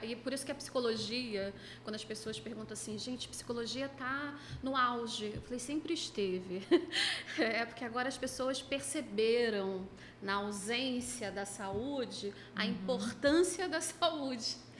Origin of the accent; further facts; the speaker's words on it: Niterói, Rio de Janeiro, Brazil; sou de Niterói